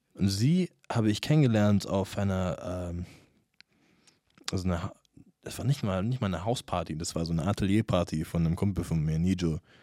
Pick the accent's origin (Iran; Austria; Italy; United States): United States; first language English; German is a second language; now in Munich, Germany; aus der Gegend, wo ich aufgewachsen bin, in Amerika